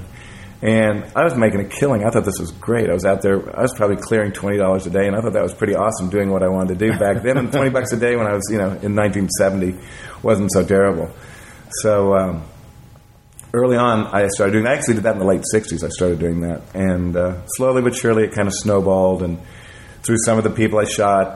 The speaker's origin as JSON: {"language": "English", "town": "Kansas City", "country": "United States", "said": "I'm from Kansas City"}